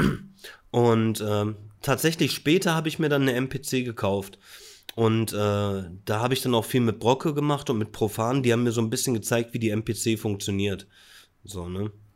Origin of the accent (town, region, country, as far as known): Bielefeld, North Rhine-Westphalia, Germany; born or raised there